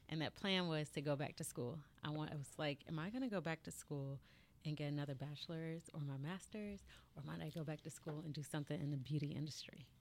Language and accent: English; Marietta, Georgia, United States; I am from Marietta, Georgia.